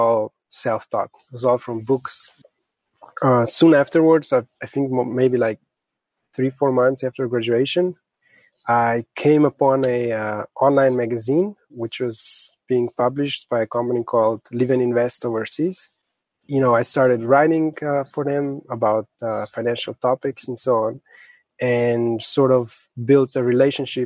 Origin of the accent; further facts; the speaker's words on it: Slovenia; I was born and raised in Slovenia.